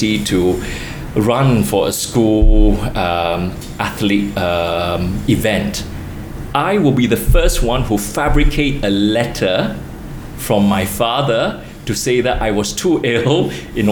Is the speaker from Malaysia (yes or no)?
yes; Kota Bharu, Kelantan, Malaysia; moved away; I lived through the years when I grew up in Kota Baru.